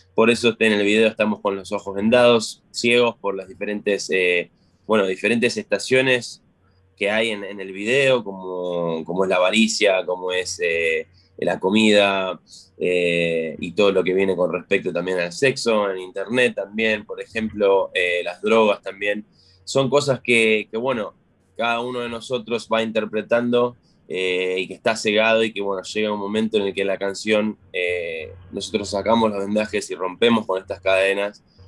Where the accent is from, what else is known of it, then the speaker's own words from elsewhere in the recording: Florencio Varela, Buenos Aires Province, Argentina; moved away; de Florencio Varela, de la provincia de la localidad de Buenos Aires, la localidad de Florencio Varela, de la provincia